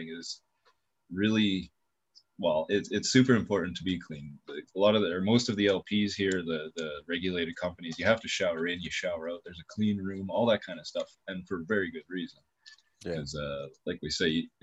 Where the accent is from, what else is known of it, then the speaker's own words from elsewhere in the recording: Canada; as a Canadian